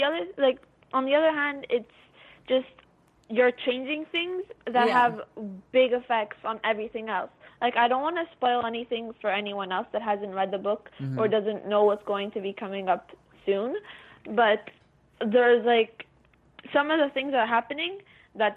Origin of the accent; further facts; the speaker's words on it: Montreal, Quebec, Canada; I'm from Montreal, in Quebec, Canada.